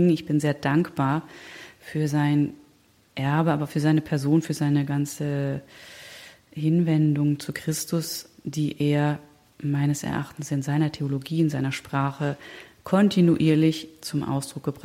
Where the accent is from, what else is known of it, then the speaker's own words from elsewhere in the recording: Germany; born there; also born or lived in Spain; Und ich bin aber in Deutschland geboren.